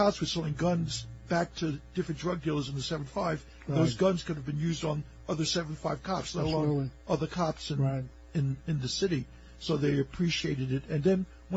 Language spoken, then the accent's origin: English; New York City, New York, United States; I grew up in Coney Island, so Neptune Avenue